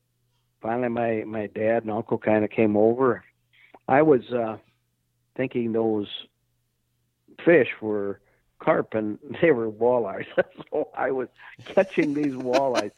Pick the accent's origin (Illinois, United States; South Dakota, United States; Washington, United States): South Dakota, United States; I grew up in South Dakota